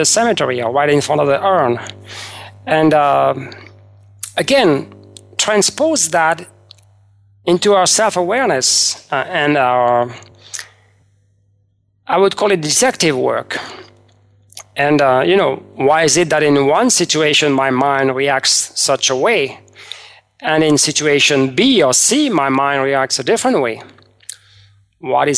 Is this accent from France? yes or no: yes; France; moved away; I was raised in France